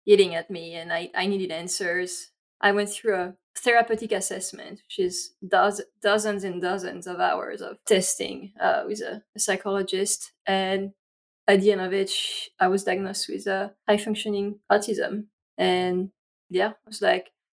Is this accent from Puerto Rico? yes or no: no; France; English is a second language; moved away as an adult; now in United States; I grew up in France, and here is my accent.